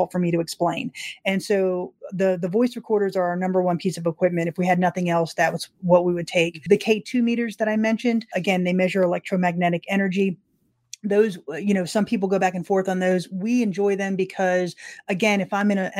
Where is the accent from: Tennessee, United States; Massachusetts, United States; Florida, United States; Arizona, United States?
Florida, United States; I'm from Florida